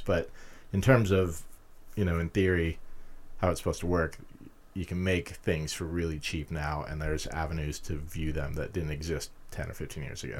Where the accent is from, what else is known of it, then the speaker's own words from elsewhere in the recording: Utah, United States; moved away as an adult; also born or lived in California / London; now in Pittsburgh, United States; I grew up in Utah